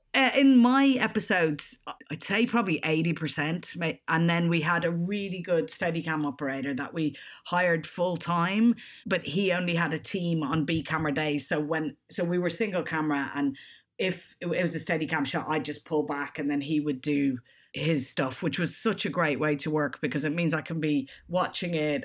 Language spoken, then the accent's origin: English; Ireland; moved away as an adult; also born or lived in Australia / Edinburgh / London; I grew up in Ireland and left quite young to go traveling